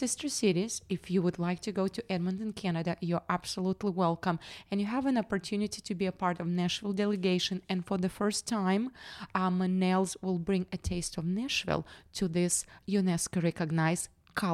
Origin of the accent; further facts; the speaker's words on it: Western Siberia, Russia; now in Tennessee, United States; As you can see, I'm from Western Siberia, not from Tennessee.